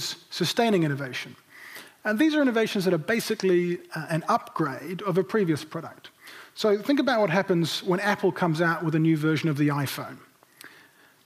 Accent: Nelson, New Zealand; moved away; I grew up in Nelson in the 1990s, and Nelson is still very much home to me.

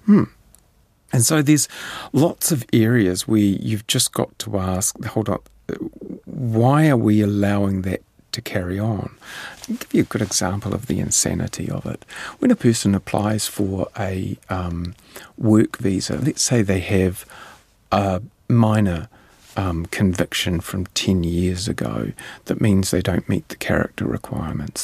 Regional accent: New Zealand; as a New Zealander

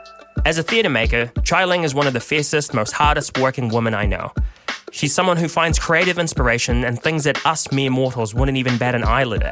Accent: Philippines; now in New Zealand; And I am an immigrant from the Philippines. I am Filipino

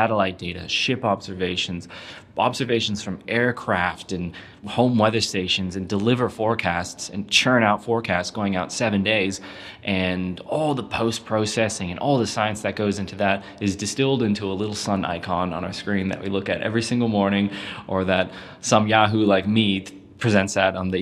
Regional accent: California, United States; now in New Zealand; I grew up in California

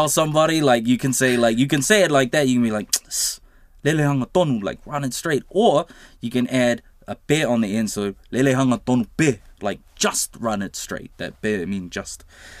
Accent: Samoa; But it's the same in Samoan. Like, we say Samoa is like, it's like nganga ah

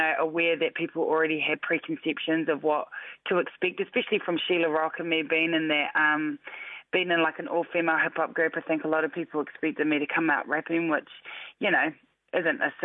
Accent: Christchurch, Canterbury, New Zealand; I was born and raised in Christchurch

